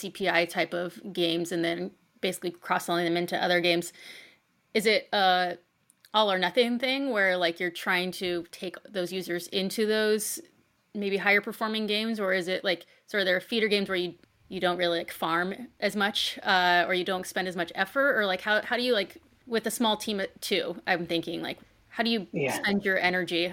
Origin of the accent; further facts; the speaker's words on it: United States; I'm American